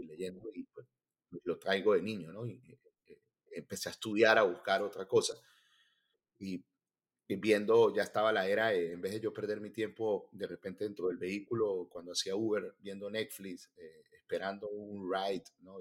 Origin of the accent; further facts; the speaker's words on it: Venezuela; moved away as an adult; also born or lived in Miami; now in United States; En mi caso soy venezolano, este, yo tengo 42 años y cuando me vine hace eh, casi ocho años